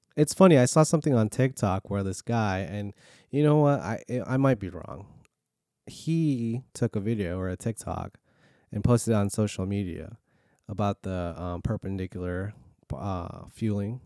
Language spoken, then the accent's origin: English; California, United States; now in Virginia, United States; growing up in California, four oh five was normal